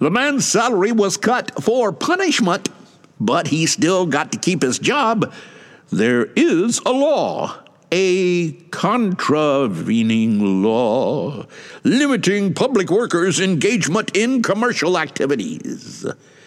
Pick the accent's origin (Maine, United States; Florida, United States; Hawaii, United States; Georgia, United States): Georgia, United States; Atlanta; also born or lived in Willoughby, Ohio / Paducah, Kentucky; now in Shizuoka, Japan; Atlanta, Georgia, my hometown.